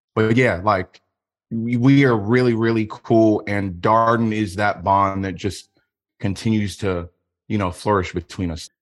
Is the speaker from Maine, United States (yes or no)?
no; Richmond, Virginia, United States; I'm from Richmond, Virginia.